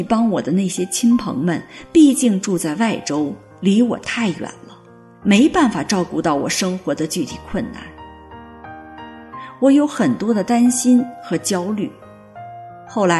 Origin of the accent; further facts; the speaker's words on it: Guangxi, China; moved away as an adult; now in United States; 我的家乡是山歌缭绕的刘三姐的故乡广西。大学毕业以后，我考进了政府税务部门，成为了一名公务员。